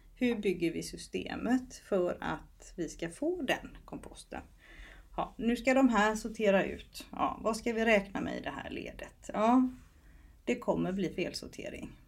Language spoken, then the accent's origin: Swedish; Småland, Sweden; Jag har en bakgrund där jag är uppvuxen på gård i Småland